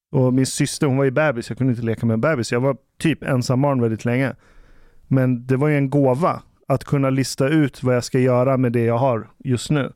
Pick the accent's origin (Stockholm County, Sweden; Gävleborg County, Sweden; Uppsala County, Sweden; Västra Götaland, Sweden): Stockholm County, Sweden; Ekerö; där jag växte upp på Ekerö